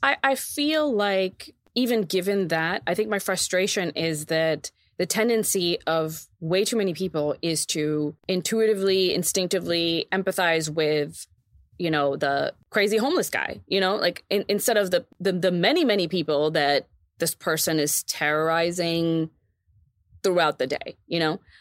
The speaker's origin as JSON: {"language": "English", "region": "Texas", "country": "United States", "tie": "born or raised there", "moved": "yes", "said": "when we were in my, in my hometown"}